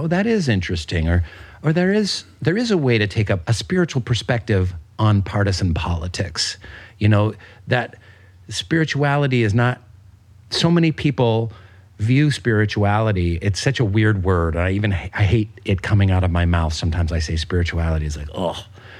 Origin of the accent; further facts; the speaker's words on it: Pacific Northwest, United States; I was saying to my wife, because we're both from the Pacific Northwest, it feels like the Olympic Peninsula.